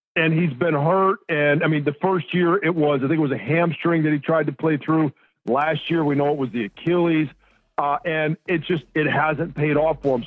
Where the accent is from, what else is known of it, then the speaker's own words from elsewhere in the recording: Pontiac, Michigan, United States; My hometown, Detroit Lions. I grew up, let's see, maybe 10 minutes from the Silver Dome